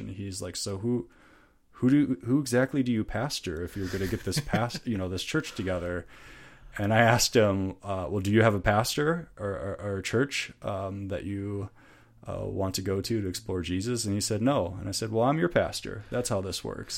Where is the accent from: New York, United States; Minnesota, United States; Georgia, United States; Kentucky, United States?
Minnesota, United States; accent: northern; moved away as an adult; also born or lived in Chicago; we're from Minnesota, so very familiar with Minnesota culture